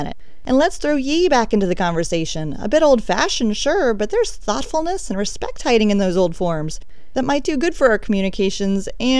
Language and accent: English; Appalachia, United States; Where I grew up, y'all is as everyday as the Appalachian Mountains that surround you like an embrace.